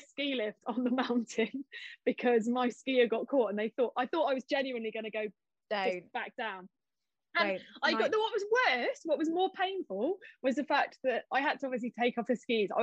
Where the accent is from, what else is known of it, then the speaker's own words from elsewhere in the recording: New Zealand; moved away; I grew up in New Zealand. We used to go to the mountains all the time